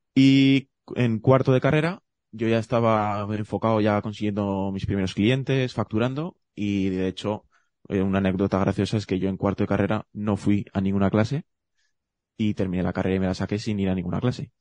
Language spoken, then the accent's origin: Spanish; Zaragoza, Aragon, Spain; yo soy de Zaragoza